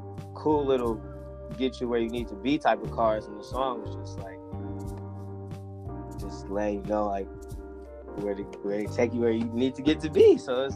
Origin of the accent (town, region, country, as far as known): Detroit, Michigan, United States